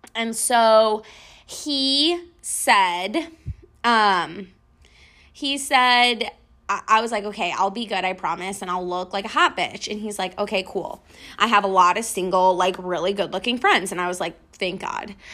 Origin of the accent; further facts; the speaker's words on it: Western New York, United States; now in Houston, United States; I'm from Western New York.